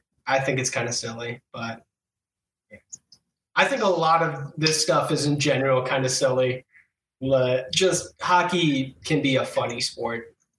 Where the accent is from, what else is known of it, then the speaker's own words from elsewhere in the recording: Western New York, United States; growing up in Western New York